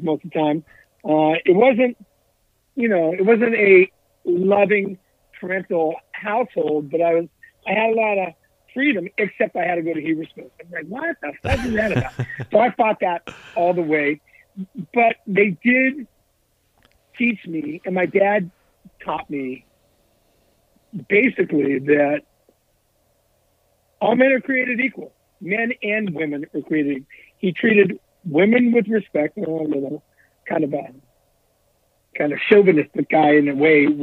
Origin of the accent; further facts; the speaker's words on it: Southern California, United States; I grew up in Southern California